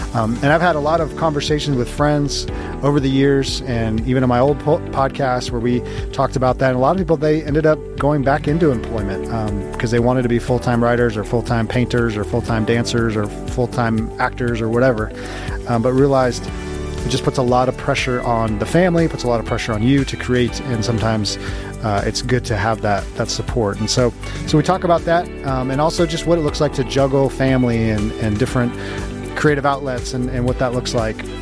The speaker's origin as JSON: {"language": "English", "region": "West Coast", "country": "United States", "moved": "yes", "lives_now": "Kansas City, United States", "said": "I, am actually from the West Coast, and I'm in in the Midwest now in Kansas City"}